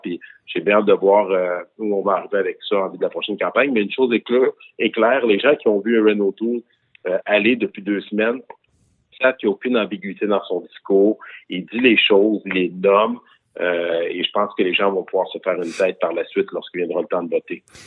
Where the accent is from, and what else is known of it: Quebec, Canada